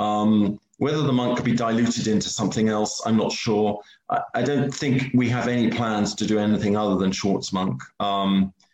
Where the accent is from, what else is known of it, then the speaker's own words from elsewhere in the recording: United Kingdom; also born or lived in Switzerland; I am British.